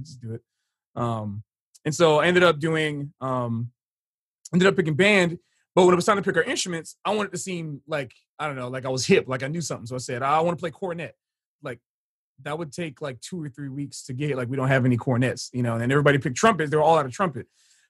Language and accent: English; Hollywood, Florida, United States; also born or lived in Fort Lauderdale, Florida; even though I grew up in Hollywood, Florida, I spent most of my time in Fort Lauderdale. So I like to tell people from Fort Lauderdale, Florida, because it's the greater metropolitan area of Broward County